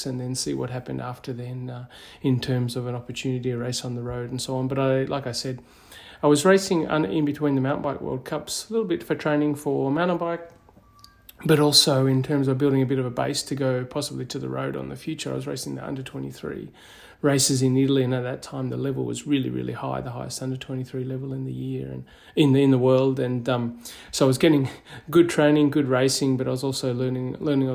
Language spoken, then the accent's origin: English; Katherine, Northern Territory, Australia; moved away as an adult; I was born in Katherine in the Northern Territory